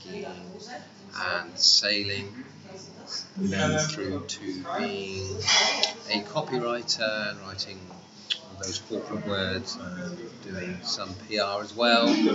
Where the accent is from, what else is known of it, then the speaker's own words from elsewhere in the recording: Poole, South West England, United Kingdom; moved away as an adult; also born or lived in France; now in Vienna, Austria; South of England, a little town called Paul in Dorset.